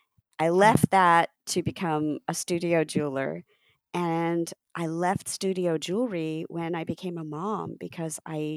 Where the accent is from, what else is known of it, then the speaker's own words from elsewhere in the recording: Cincinnati, Ohio, United States; also born or lived in New Jersey / Texas / Chicago / Portland; I'm American born. I was born in Cincinnati, Ohio. And I'm the daughter of immigrants from India. I grew up in Ohio, in Jersey, in Texas, and I've also lived in Chicago and Portland.